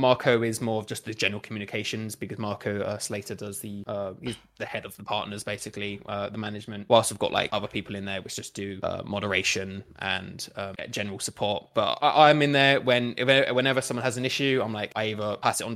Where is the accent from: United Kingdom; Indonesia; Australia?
United Kingdom; Essex, East of England; moved away as an adult; now in Manchester, United Kingdom; I'm originally from Essex, and then I moved up to Manchester